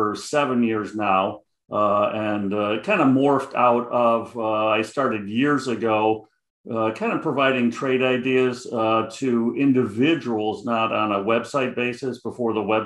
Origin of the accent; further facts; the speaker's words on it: Chicago, Illinois, United States; accent: Chicago; I got the Chicago accent heavy